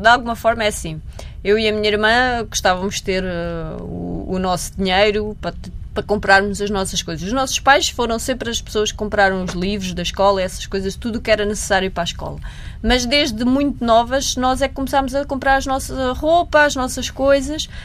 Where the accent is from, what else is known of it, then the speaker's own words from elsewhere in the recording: Maia, Norte, Portugal; sempre representei o clube da minha cidade